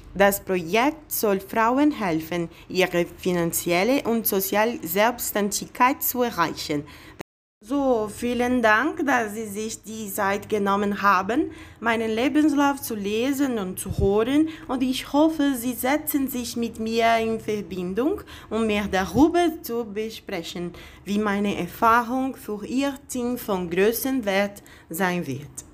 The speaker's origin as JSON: {"language": "German", "region": "Bahia", "country": "Brazil", "also_born_or_lived": "Berlin", "second_language": "German", "moved": "as an adult", "lives_now": "São Paulo, Brazil", "said": "ich komme aus Bahia, auch wenn ich lebe seit vier Jahren in São Paulo"}